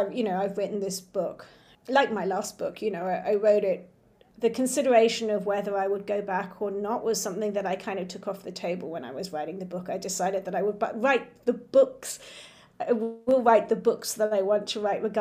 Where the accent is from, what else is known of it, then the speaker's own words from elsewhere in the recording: Hong Kong; my father's Chinese, my mother's English, and I grew up in Hong Kong